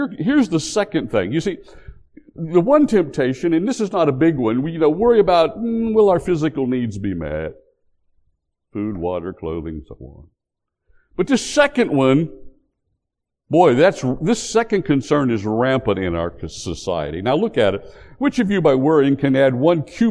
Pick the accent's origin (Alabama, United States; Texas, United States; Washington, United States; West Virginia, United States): West Virginia, United States; moved away; also born or lived in North Carolina; back when I grew up in West Virginia